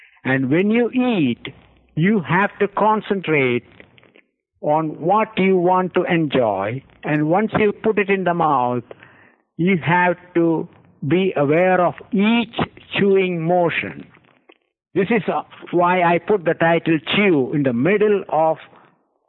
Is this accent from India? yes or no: yes; India; moved away; I grew up in India